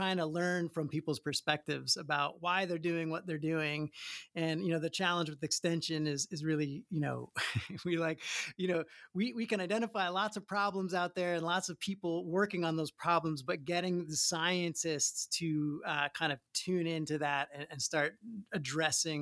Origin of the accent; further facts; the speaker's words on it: Long Island, New York, United States; moved away as an adult; now in Hawaii, United States; I grew up on Long Island, very kind of detached place